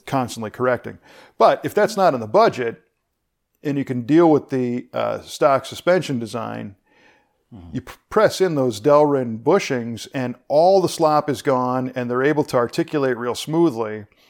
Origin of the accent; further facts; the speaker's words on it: Chicago, Illinois, United States; I grew up in the Chicago area